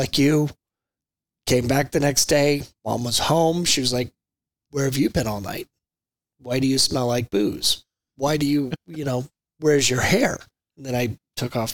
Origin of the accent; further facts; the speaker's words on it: Enid, Oklahoma, United States; I grew up in Enid, Oklahoma, a little bitty small farm town up by the panhandle of Oklahoma.